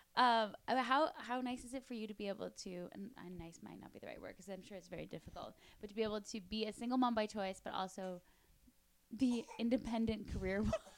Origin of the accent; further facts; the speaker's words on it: Canada; my home country of Canada